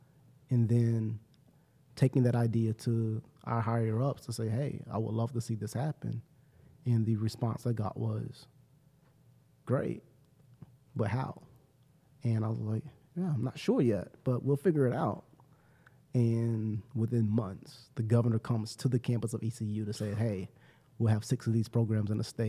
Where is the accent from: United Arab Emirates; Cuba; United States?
United States; Salisbury, North Carolina; now in Greenville, United States